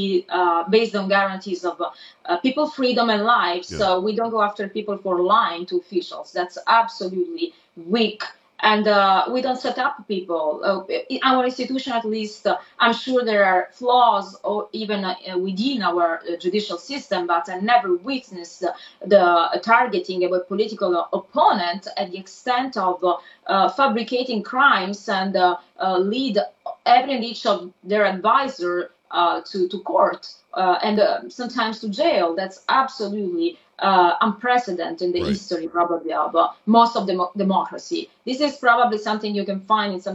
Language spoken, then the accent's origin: English; Italy; accent: Italian; English is a second language; moved away; my Italian accent